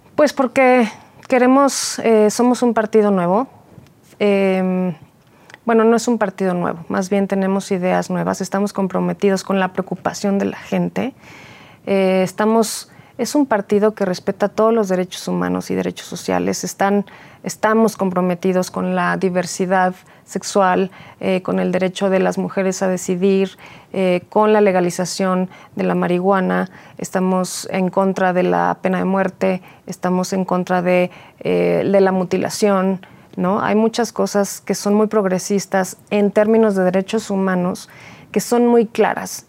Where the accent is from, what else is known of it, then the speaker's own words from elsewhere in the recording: Mexico City, Mexico; nací en la Ciudad de México, he vivido todo el tiempo en Álvaro Obregón